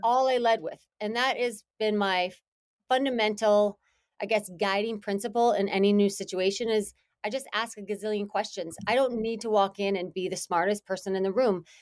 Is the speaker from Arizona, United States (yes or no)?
no; Green Bay, Wisconsin, United States; moved away as an adult; also born or lived in Boston; I grew up in Green Bay, Wisconsin.